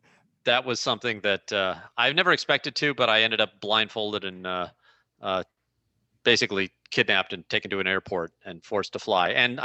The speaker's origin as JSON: {"language": "English", "town": "St. Louis", "region": "Missouri", "country": "United States", "tie": "born or raised there", "said": "I'm in St. Louis, Missouri, my hometown."}